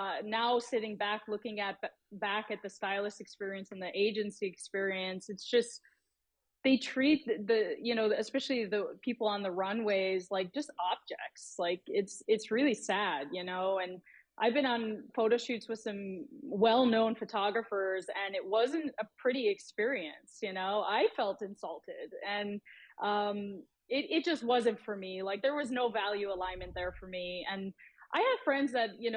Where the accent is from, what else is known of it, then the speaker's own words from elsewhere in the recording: Buffalo, New York, United States; moved away as an adult; I was really sheltered growing up in South Buffalo